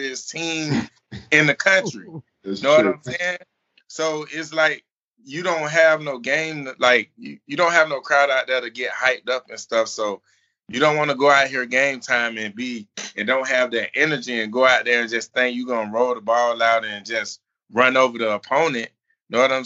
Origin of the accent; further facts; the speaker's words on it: Orlando, Florida, United States; I'm from Orlando